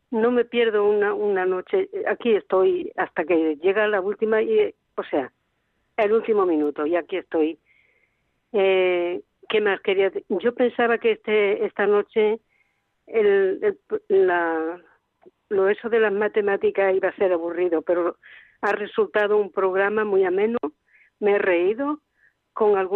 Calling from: Valencia, Valencian Community, Spain; Hola, buenas noches … de Valencia.

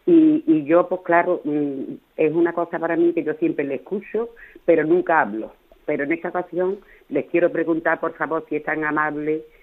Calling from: Andalusia, Spain; Soy … de Andalucía.

